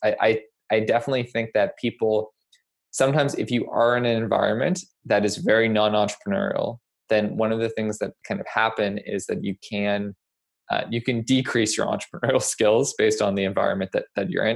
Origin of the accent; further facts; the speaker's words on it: Nova Scotia, Canada; moved away as an adult; also born or lived in United States; I grew up in Nova Scotia